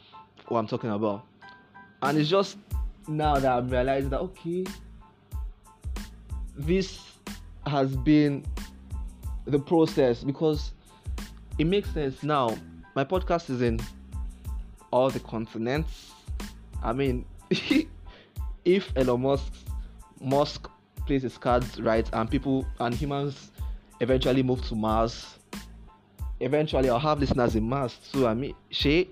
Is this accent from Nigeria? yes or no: yes; Akwa Ibom, Nigeria; I'm from Akwa Ibom State